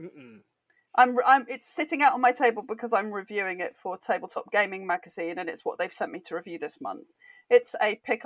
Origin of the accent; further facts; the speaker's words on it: United Kingdom; I'm British.